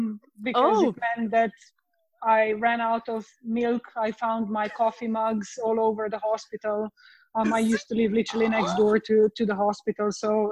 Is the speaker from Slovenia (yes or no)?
yes; Slovenia; accent: easterly; English is a second language; moved away as an adult; now in Edinburgh, United Kingdom; But I am originally from Slovenia, which is a small country in just between Austria, Italy, Croatia, and Hungary. And I've done my studies there and then moved to UK about 8 years ago to pursue my career here in UK.